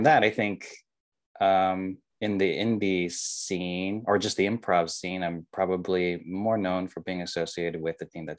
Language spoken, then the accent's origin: English; Riverside, California, United States; I grew up in Southern California. I grew up in Riverside.